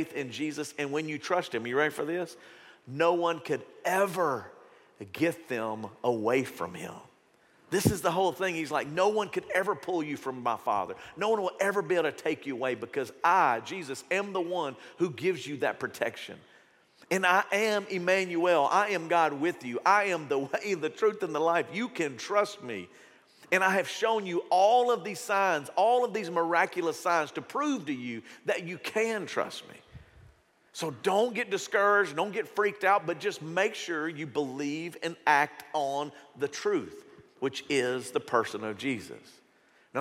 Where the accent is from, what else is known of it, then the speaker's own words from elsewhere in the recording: Shreveport, Louisiana, United States; when I grew up in Shreveport, Bossier